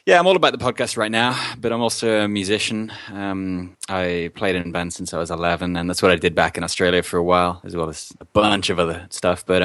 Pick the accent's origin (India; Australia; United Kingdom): United Kingdom; England; I'm actually English as well, so I'm sorry to disappoint.